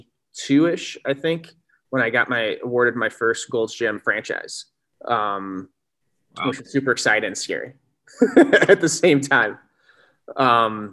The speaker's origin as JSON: {"language": "English", "town": "Sycamore", "region": "Illinois", "country": "United States", "tie": "born or raised there", "said": "I grew up in Sycamore, Illinois, which is a little farming town about 70 miles northwest of Chicago"}